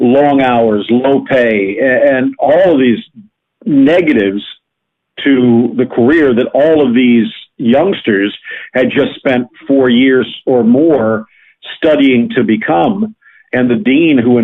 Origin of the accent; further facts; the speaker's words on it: South Florida, United States; I grew up living up in South Florida, not far from where I live right now